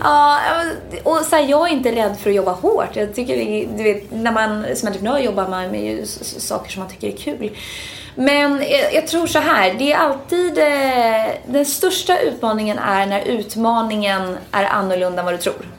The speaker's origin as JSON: {"language": "Swedish", "country": "Sweden", "moved": "as an adult", "lives_now": "United States", "said": "som svensk"}